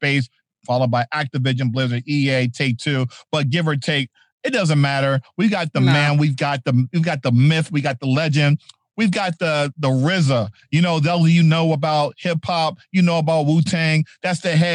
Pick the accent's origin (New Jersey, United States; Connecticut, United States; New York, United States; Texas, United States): New Jersey, United States; I grew up in New Jersey